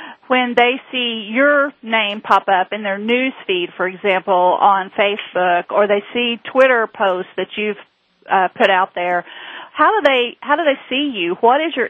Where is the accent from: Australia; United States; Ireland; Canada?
United States; just north of Knoxville, Tennessee; accent: southern; I am from just north of Knoxville, Tennessee, home of the Volunteers